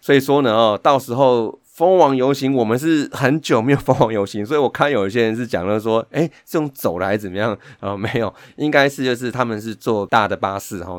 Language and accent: Chinese; Taipei, Taiwan; 以我们台北人来讲